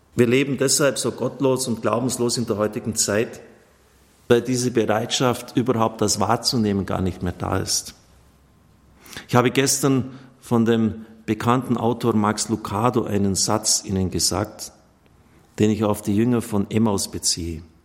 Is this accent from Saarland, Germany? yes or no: no; Wilmertshofen, Bavaria, Germany; von meinem Heimat Wilmertshofen